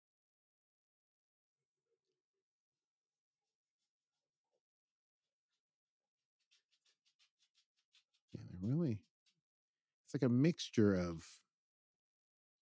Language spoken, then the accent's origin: English; New York City, New York, United States; I grew up in in Brooklyn